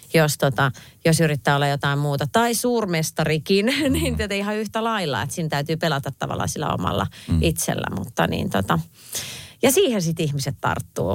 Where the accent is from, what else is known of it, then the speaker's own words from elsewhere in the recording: Viiala, Pirkanmaa, Finland; now in Helsinki, Finland; kun mä oon Viialasta pienestä paikasta kotoisin, niin asutaan kaikki Helsingissä nykyään